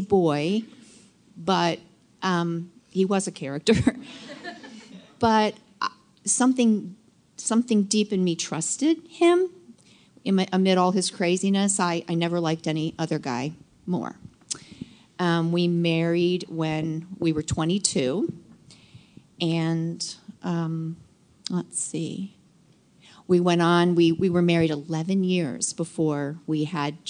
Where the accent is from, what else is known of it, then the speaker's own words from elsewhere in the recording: Washington, District of Columbia, United States; I was born in 1950 in Washington, D.C.